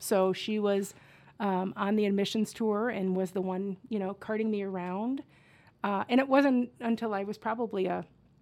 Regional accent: Cedar Rapids, Iowa, United States; I grew up in Cedar Rapids, Iowa.

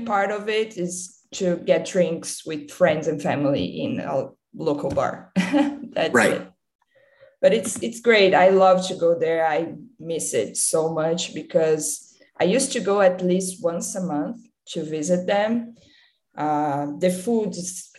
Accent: Campinas, São Paulo, Brazil; moved away as an adult; also born or lived in Carmo do Rio Claro, Brazil; now in Los Angeles, United States; I went to live in Campinas when I was four. And I spent my whole childhood there

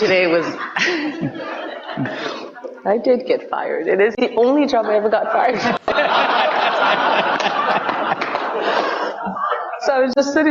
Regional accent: Ottawa, Ontario, Canada; also born or lived in East Africa; I'm from Ottawa

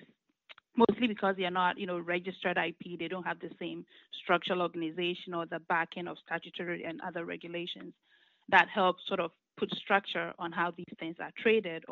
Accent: Ghana; moved away as an adult; now in United States; I was born and raised in Ghana, and I came to the U.S. To attend college

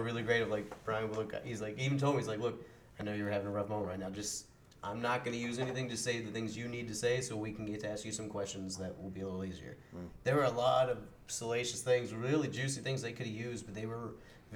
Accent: Bullitt County, Kentucky, United States; Bullitt County, my hometown.

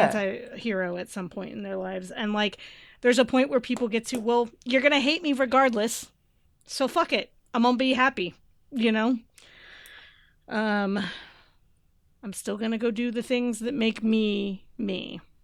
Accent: Bay Area, California, United States; growing up in the Bay Area

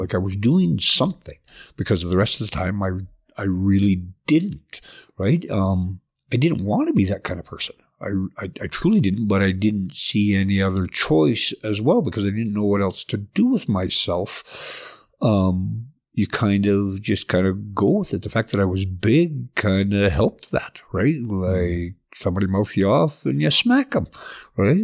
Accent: southern Alberta, Canada; also born or lived in Edmonton; I was born in Edmonton, but moved to southern Alberta when I was about five and then stayed there till I was eighteen

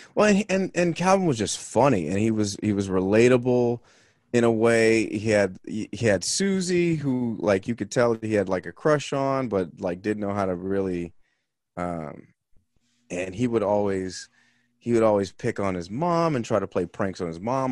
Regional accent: Los Angeles, California, United States; moved away as an adult; also born or lived in Salt Lake City; now in Boston, United States; I grew up in Los Angeles in the eighties and nineties

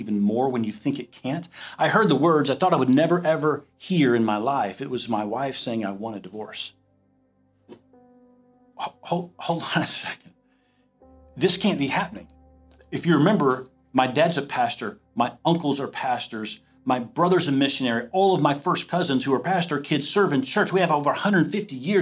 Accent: the South, United States; moved away as an adult; now in Iowa, United States; I'm from the South

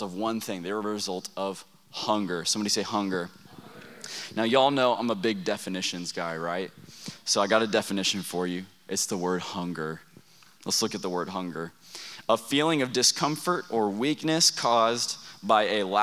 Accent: Texas, United States; now in Oklahoma, United States; we're from Oklahoma. Haley and I are originally from Texas

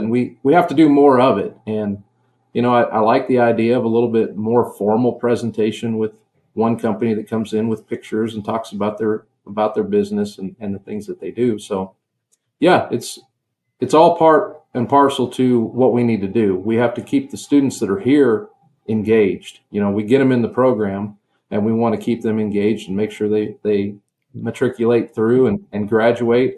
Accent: Western Nebraska, United States; I grew up in Western Nebraska in farming community

